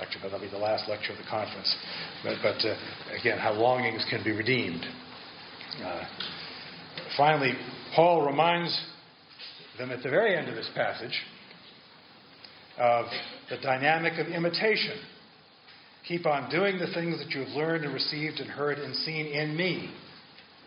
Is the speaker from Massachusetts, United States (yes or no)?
yes; Massachusetts, United States; I come from Massachusetts